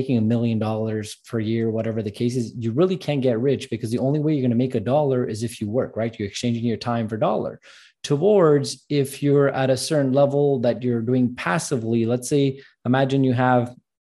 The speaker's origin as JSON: {"language": "English", "country": "Canada", "said": "I'm Armenian background from Canada"}